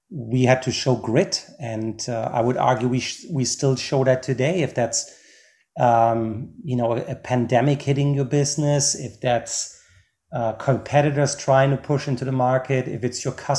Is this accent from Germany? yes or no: yes; Germany; now in United States; I'm originally from Germany